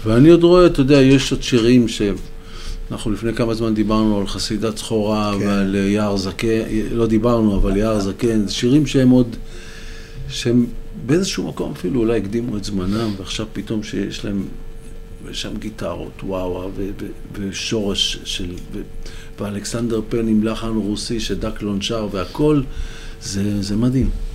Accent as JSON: {"language": "Hebrew", "town": "Holon", "region": "Tel Aviv District", "country": "Israel", "tie": "born or raised there", "moved": "yes", "lives_now": "Western Galilee, Israel", "said": "נולדתי בחולון"}